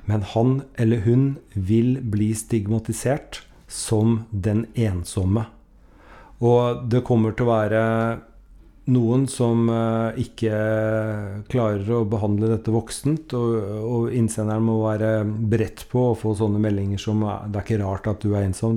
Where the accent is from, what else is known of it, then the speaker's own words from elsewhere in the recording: Norway; hun og vi er nordmenn